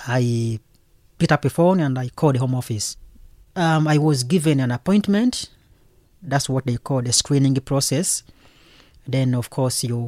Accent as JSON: {"language": "English", "country": "Uganda", "moved": "as an adult", "lives_now": "London, United Kingdom", "said": "I come from Uganda originally, so I've been in London since 2003"}